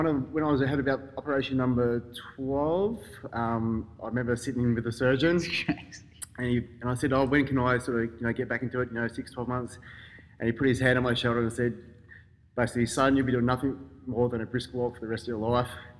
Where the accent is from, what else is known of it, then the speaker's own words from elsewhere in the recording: Canberra, Australian Capital Territory, Australia; moved away as an adult; also born or lived in Melbourne / Brisbane; I was born in Melbourne, grew up in Canberra.